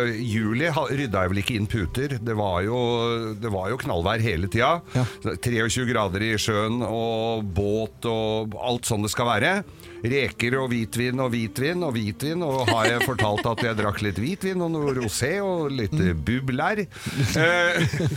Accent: Bergen, Vestland, Norway; Jeg er jo fra Arna, da.

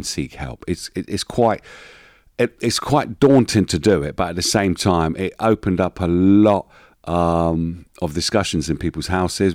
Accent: London, United Kingdom; born and bred in East London from a very poor background

